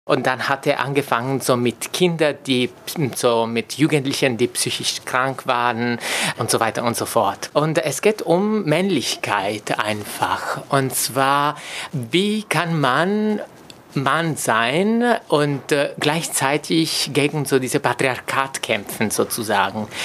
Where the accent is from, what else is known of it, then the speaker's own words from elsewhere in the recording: Italy; German is a second language; now in Germany; oder auch für mich, äh, so ich komme aus Italien, das wäre undenkbar, ähm, unterwegs zu sein mit meinem Vater zum Beispiel Hand in Hand